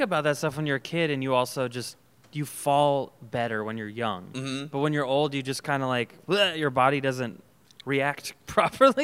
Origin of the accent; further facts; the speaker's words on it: Folsom, California, United States; I grew up in Folsom